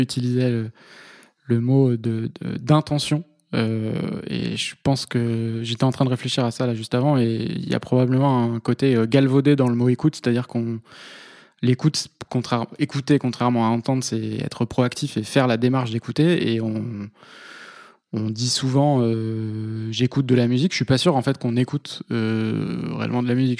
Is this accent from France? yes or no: yes; Vendée, Pays de la Loire, France; moved away as an adult; also born or lived in Toulouse; now in Paris, France; je suis originaire de Vendée